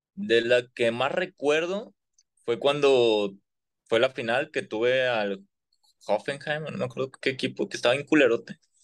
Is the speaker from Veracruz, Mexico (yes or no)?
no; Monterrey, Nuevo León, Mexico; los que somos de Monterrey